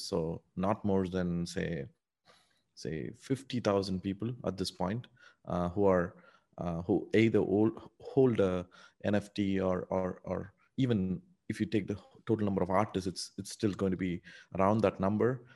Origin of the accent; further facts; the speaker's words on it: India; English is a second language; moved away as an adult; also born or lived in United Arab Emirates / Canada; now in Singapore; No, no, I grew up in India. Actually, I grew up in a small town, uh, in India